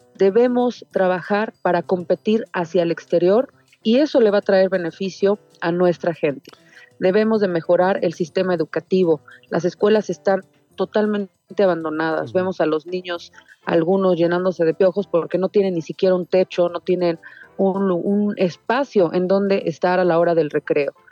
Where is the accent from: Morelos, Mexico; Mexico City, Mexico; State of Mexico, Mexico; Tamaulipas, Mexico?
Mexico City, Mexico; yo crecí toda la vida en el barrio de Tepito